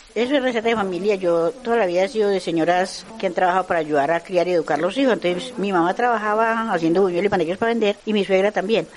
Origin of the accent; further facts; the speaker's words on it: Medellín, Antioquia, Colombia; soy de la Cruz, del sector de Los Alticos